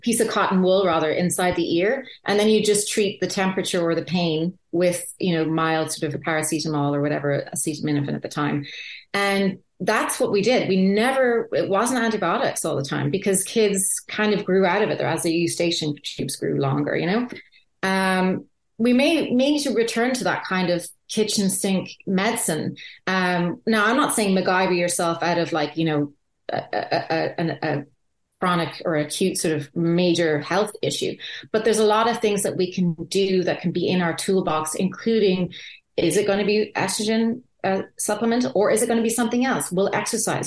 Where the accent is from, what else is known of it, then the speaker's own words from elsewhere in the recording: Ireland; I grew up in Ireland